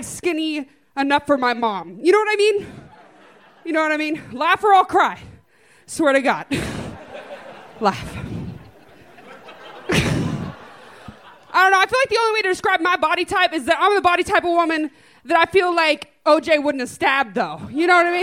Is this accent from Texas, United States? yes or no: yes; Dallas, Texas, United States; moved away as an adult; now in Austin, United States; I'm from Dallas, Texas